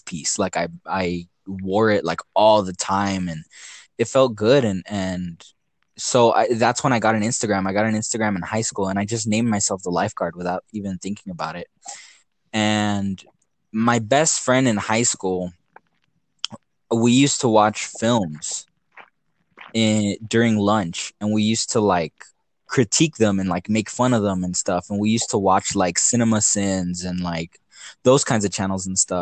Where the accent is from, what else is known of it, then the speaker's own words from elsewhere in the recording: El Paso, Texas, United States; also born or lived in San Francisco; I was born here in El Paso.